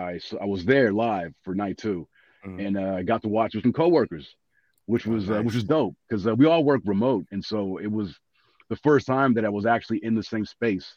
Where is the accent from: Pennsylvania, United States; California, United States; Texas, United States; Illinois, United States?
California, United States; Los Angeles; I'm from LA.